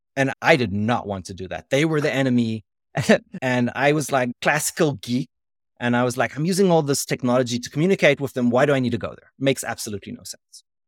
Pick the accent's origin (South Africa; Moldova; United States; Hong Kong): South Africa; moved away; also born or lived in Israel; I'm a South African, so I spoke perfect, uh, English